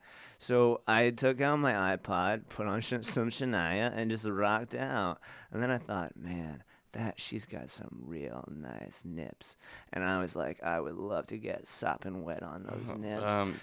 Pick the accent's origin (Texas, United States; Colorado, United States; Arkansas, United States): Arkansas, United States; Little Rock; I'm from Little Rock, so it's, like, it's pretty different.